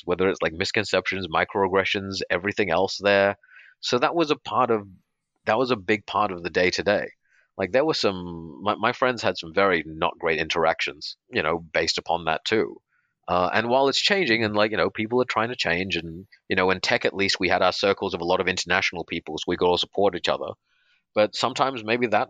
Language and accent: English; Perth, Western Australia, Australia; moved away as an adult; also born or lived in India / Redmond, Washington, United States / Los Angeles, United States; I'm born in India, grew up in Australia.